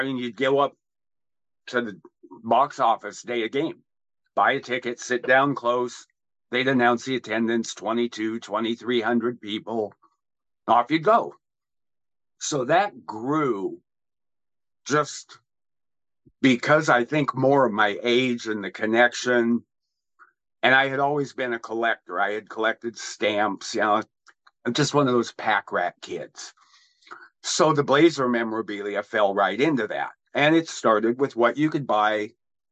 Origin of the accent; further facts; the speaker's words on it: Vancouver, Washington, United States; I grew up in Vancouver, in Hazeldale Battleground area